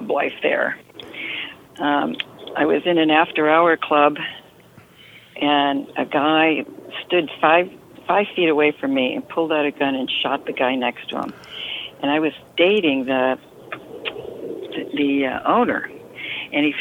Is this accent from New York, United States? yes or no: yes; Rochester, New York, United States; I grew up in Rochester, New York